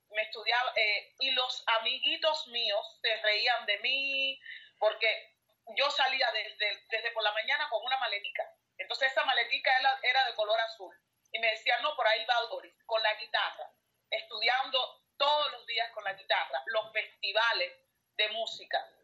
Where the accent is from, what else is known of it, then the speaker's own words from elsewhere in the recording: Colón, Matanzas, Cuba; moved away as an adult; also born or lived in Italy / India; now in Switzerland; yo soy de la provincia de Matanza, del municipio de Colón.